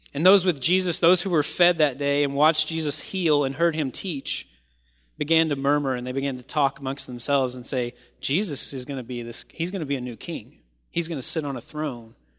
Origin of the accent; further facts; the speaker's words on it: Kentucky, United States; moved away; I am from Kentucky